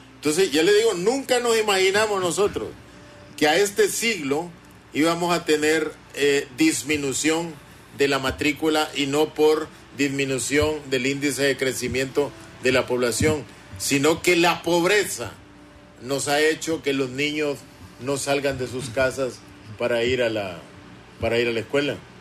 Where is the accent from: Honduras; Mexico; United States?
Honduras; los hondureños siento que estamos perdiendo el país